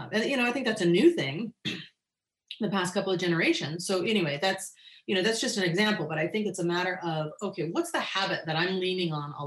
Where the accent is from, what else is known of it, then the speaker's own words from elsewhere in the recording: Northern California, United States; moved away as an adult; now in Hawaii, United States; I grew up in Northern California and gardened in Northern California always.